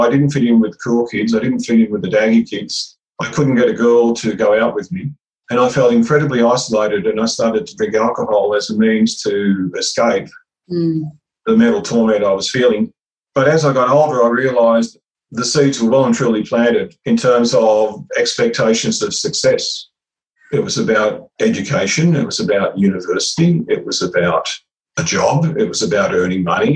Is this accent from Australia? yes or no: yes; Karuah, New South Wales, Australia; I grew up in Karoor, which is a small Aboriginal reserve about an hour north of Newcastle